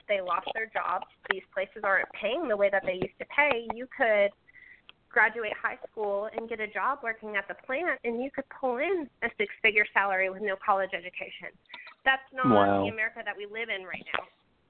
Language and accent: English; Michigan, United States; moved away; I was born and raised in Michigan. I don't live there anymore. But all of my family is still there. My mother and father are still there.